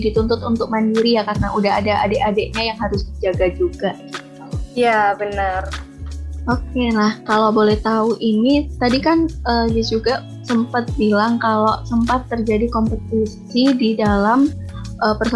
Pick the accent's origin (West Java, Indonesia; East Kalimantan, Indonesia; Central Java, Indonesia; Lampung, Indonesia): East Kalimantan, Indonesia; Samarinda; Ya, sebelumnya perkenalkan … Saya dari Samarinda, Kalimantan Timur. Saya angkatan 2021, Fakultas Psikologi Hang Tuah Surabaya.